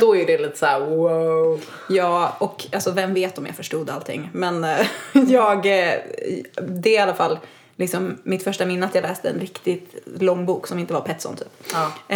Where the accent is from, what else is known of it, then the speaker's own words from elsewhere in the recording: United States; also born or lived in Sweden; I'm American.